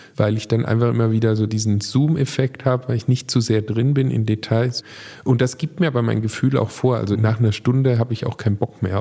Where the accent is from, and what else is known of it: Baden-Württemberg, Germany